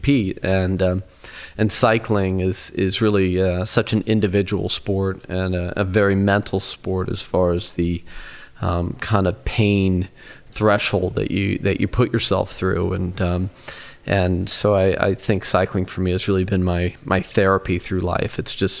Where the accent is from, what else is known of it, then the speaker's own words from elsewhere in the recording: Colorado, United States; I grew up racing in Colorado, and it's just has been in my DNA.